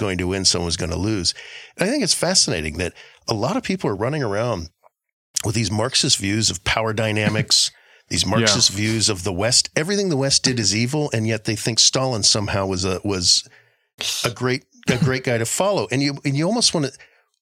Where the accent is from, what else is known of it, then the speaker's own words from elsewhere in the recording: Guam; I grew up in Guam